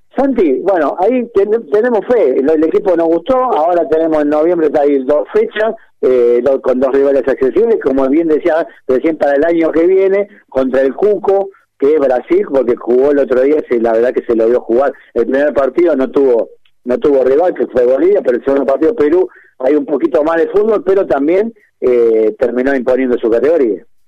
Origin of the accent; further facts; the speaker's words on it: Argentina; los 40 millones de técnicos que somos en Argentina